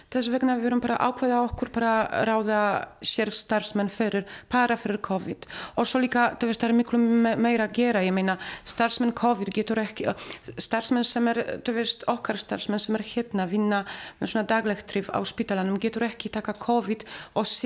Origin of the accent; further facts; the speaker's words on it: Poland; Icelandic is a second language; now in Iceland; við erum bara allir frá Pólandi.